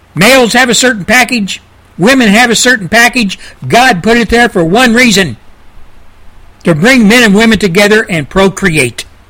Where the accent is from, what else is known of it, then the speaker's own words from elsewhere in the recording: United States; as an American